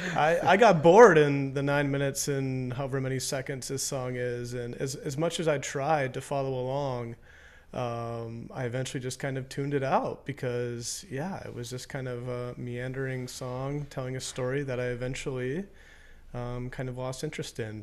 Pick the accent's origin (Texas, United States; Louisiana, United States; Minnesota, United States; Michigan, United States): Minnesota, United States; growing up in Minnesota